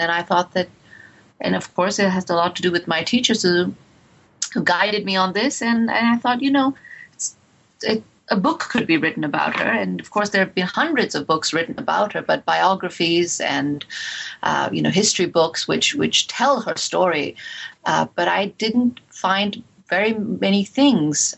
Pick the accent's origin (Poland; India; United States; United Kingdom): India; moved away; growing up in India